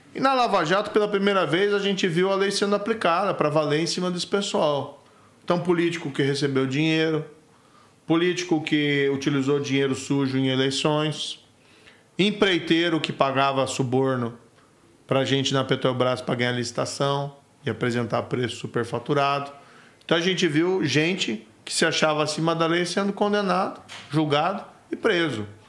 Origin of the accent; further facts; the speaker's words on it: Maringá, Paraná, Brazil; accent: pulls the R, like interior of São Paulo; eu sou do Paraná, é, é, é, até onde eu nasci, cresci